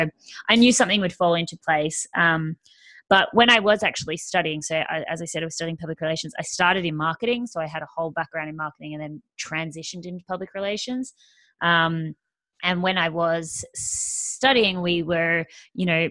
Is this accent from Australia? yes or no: yes; Australia; I am Australian, as you can probably hear